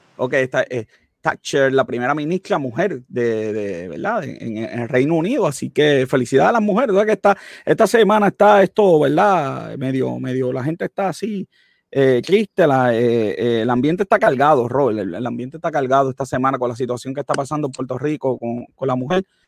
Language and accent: Spanish; Italy; mi tierra, Italia.